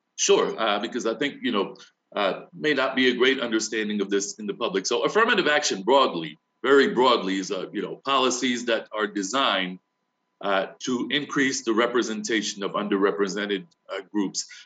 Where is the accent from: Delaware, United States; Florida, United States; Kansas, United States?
Delaware, United States; New Castle County; growing up in Newcastle County, Delaware, during the era of comprehensive school desegregation.